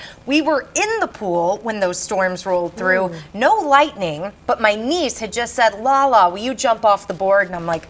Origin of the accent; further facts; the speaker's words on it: Flora, Illinois, United States; moved away as an adult; now in St. Louis, United States; my hometown of Flora